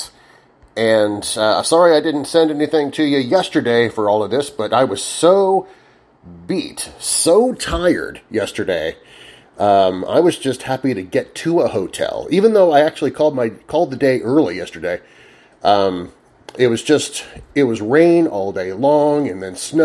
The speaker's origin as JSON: {"language": "English", "region": "Illinois", "country": "United States", "moved": "yes", "said": "I'm from Illinois. I'm from the other side of the country."}